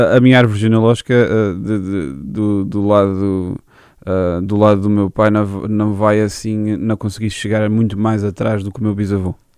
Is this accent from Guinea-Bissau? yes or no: no; Angra do Heroísmo, Azores, Portugal; Sou da Angra do heroísmo, sim. Uh, ah, nascido e criado.